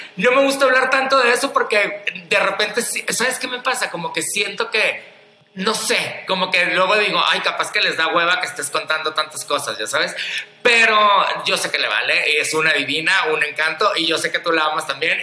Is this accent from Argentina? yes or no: no; Culiacán, Sinaloa, Mexico; moved away; yo ahorita vengo llegando de Culiacán, Sinaloa, que de ahí soy